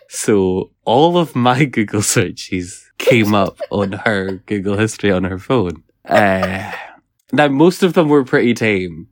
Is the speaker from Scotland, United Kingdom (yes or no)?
yes; Scotland, United Kingdom